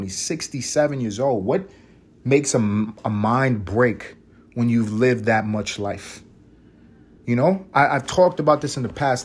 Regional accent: New York City, New York, United States; now in Atlanta, United States; I'm a New Yorker.

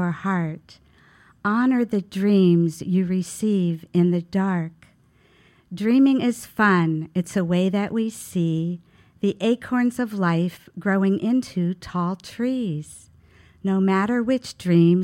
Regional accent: Youngstown, Ohio, United States; also born or lived in Brooklyn, New York; now in Brevard, United States; In a suburb of Youngstown, Ohio

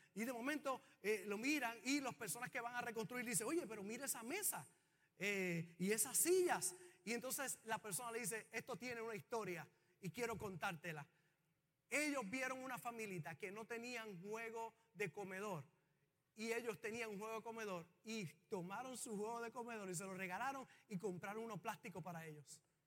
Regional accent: Puerto Rico; los puertorriqueños

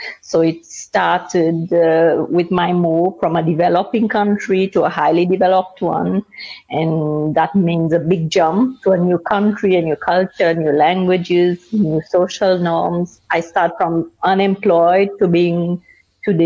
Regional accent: Seychelles; moved away as an adult; now in Luxembourg; I come from Seychelles. I moved to Luxembourg right after my university studies

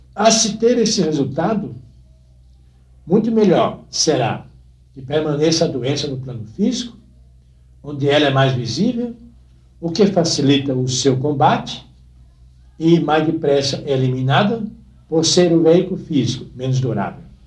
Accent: Northeast Brazil, Brazil; moved away; o lugar onde nasci era uma cidade, e é ainda, uma das grandes cidades do Nordeste, ou talvez a maior do interior do Nordeste brasileiro

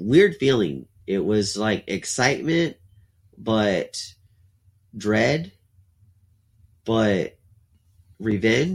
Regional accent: Alice, Texas, United States; born or raised there; also born or lived in Corpus Christi, Texas

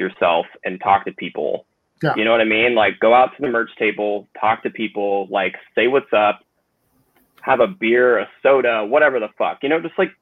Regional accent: Bay Area, California, United States; growing up in the Bay Area

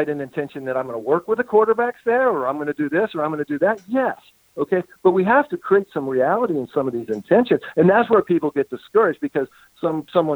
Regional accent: United States; moved away as an adult; also born or lived in Colombia; I grew up here in America. And, you know, now I live half time in Colombia

